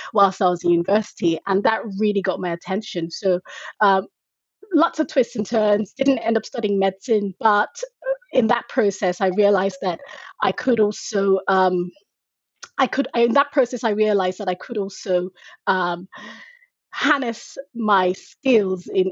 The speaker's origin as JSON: {"language": "English", "country": "Nigeria", "tie": "born or raised there", "also_born_or_lived": "United Kingdom", "moved": "as an adult", "lives_now": "Dallas, United States", "said": "I was actually born and raised in Nigeria, and I schooled in Nigeria as well."}